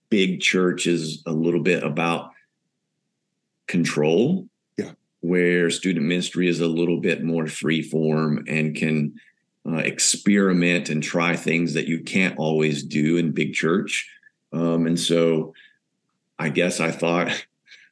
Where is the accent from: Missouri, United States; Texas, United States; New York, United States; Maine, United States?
Texas, United States; the South of the U.S.; moved away as an adult; now in São Paulo, Brazil; growing up in the South part of the U.S.